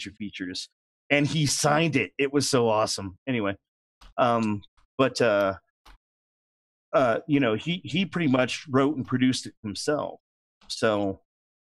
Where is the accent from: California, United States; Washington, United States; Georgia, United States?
California, United States; Oakland; moved away as an adult; also born or lived in Atlanta; I was born and raised in Oakland, California